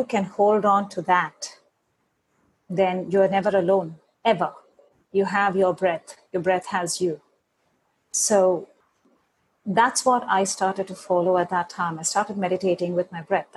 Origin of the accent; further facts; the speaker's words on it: India; moved away; I come from India